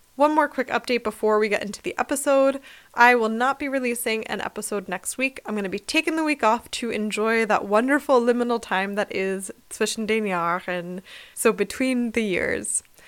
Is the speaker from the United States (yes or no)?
yes; United States; now in Germany; U S Christmas is kind of the worst in most ways, but it's what I grew up